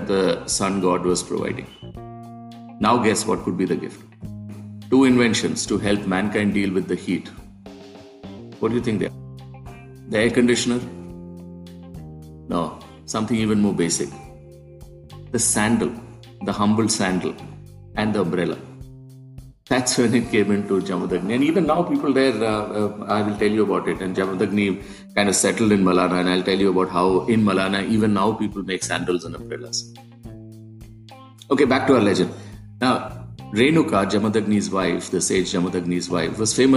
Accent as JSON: {"language": "English", "region": "Kerala", "country": "India", "said": "my home state, Kerala, in South India"}